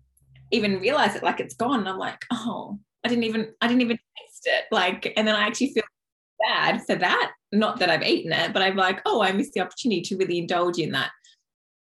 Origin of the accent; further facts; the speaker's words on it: Dubbo, New South Wales, Australia; I grew up in Dubbo, which is like in the country in New South Wales